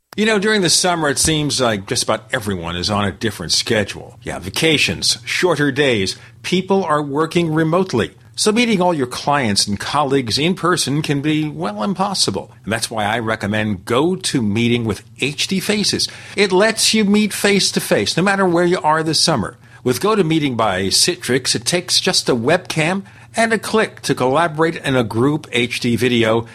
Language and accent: English; New York City, New York, United States; We grew up in Brooklyn, New York